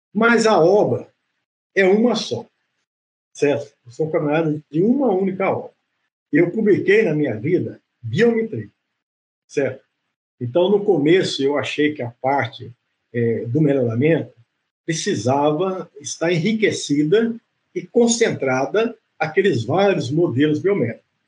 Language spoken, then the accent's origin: Portuguese; Grisena, Minas Gerais, Brazil; moved away; also born or lived in Viçosa, Minas Gerais; eu sou de Grisena, uma cidade do interior é, de Minas Gerais